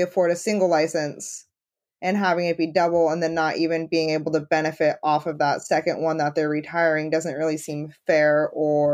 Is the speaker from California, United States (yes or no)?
yes; Redding, California, United States; I'm from Redding